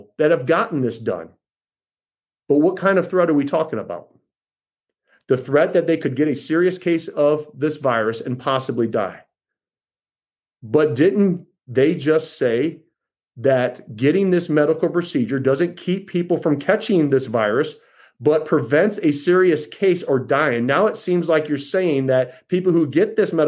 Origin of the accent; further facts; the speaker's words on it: United States; as an American